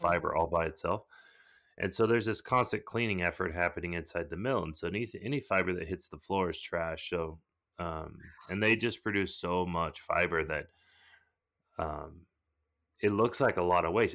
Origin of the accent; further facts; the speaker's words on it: Southern California, United States; I was born in Southern California